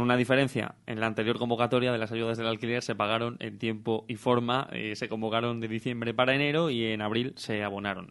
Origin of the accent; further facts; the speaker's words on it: Salamanca, Castile and León, Spain; accent: salmantino, con dejes bejaranos; mi acento es salmantino, más salmantino no puede ser